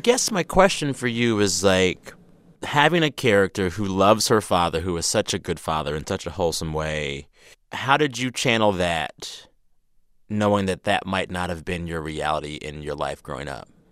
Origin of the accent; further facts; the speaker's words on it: San Antonio, Texas, United States; moved away; I grew up in San Antonio